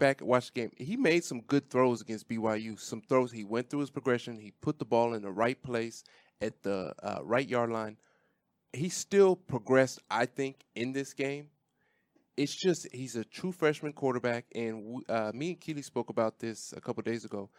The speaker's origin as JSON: {"language": "English", "region": "Washington", "country": "United States", "tie": "born or raised there", "moved": "yes"}